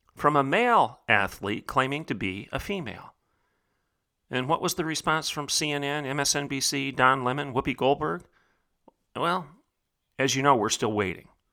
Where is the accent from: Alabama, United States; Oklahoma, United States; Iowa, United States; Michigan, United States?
Oklahoma, United States; Bartlesville; my hometown, in the heartland of America, the reddest of red states, in Oklahoma